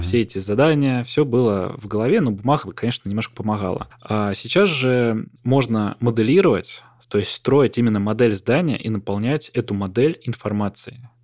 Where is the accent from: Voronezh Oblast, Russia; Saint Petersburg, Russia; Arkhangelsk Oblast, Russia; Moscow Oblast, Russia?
Voronezh Oblast, Russia; Voronezh; я там из Воронежа